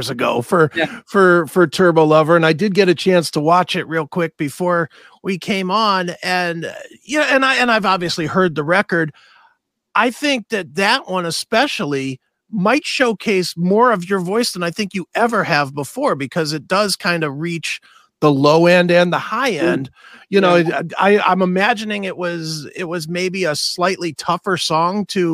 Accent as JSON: {"language": "English", "country": "United States", "said": "an American guy"}